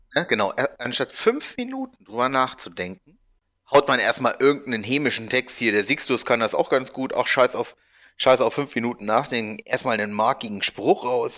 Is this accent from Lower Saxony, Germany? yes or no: yes; Hanover, Lower Saxony, Germany; moved away; Bei uns in Hannover